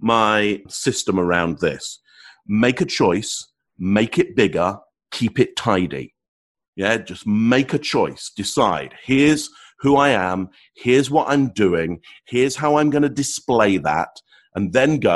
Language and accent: English; England, United Kingdom; first language English; being English, there's only one language that I speak.